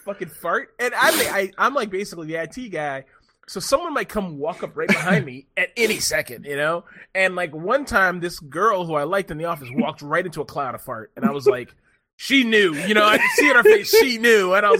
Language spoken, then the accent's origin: English; United States; I'm an American